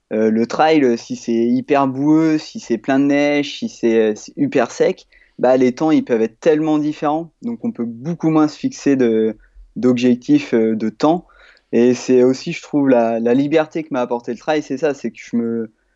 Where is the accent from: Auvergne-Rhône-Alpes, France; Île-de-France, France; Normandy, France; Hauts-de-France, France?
Normandy, France; j'ai 29 ans, je suis normand.